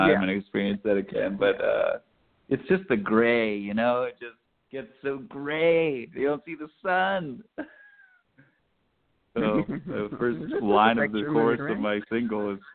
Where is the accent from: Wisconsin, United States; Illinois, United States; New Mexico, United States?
Illinois, United States; Chicago; moved away as an adult; also born or lived in Boston; now in Los Angeles, United States; I was born and raised in Chicago and right in the city.